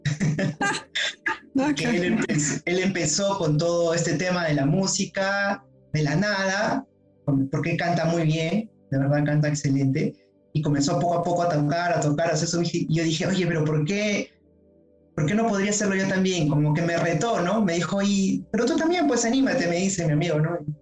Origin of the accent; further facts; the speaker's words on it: Lima, Peru; estoy de Lima